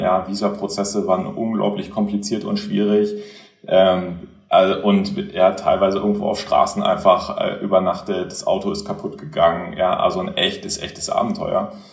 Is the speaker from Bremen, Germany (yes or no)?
no; Göttingen, Lower Saxony, Germany; moved away; also born or lived in Kiel; ich bin in Göttingen aufgewachsen